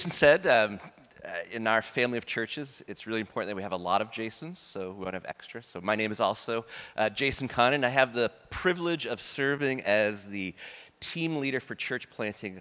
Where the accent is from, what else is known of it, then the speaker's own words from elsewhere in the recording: near the New Brunswick border, Maine, United States; I was born like a half hour from the New Brunswick border